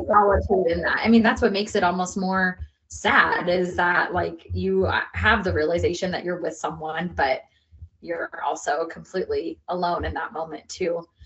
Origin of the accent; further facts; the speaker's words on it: United States; I'm American.